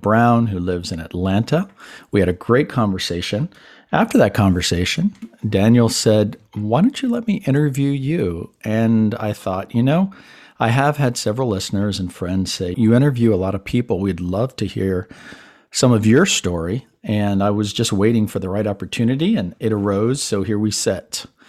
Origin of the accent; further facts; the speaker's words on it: Panama; first language Spanish; English is a second language; also born or lived in Puerto Rico / Miami; But growing up in Latin environments, both Panama, Puerto Rico, my parents say that Spanish was the first language that I learned. Because back in the 60s, when I was born, especially in Panama